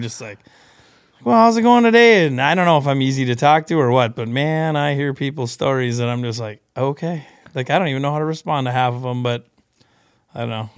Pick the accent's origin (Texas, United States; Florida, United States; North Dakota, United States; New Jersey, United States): North Dakota, United States; Beulah; I grew up in western North Dakota, a little town called Beulah.